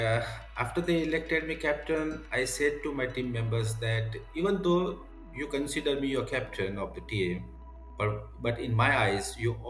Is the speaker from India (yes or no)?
yes; India; I am from India.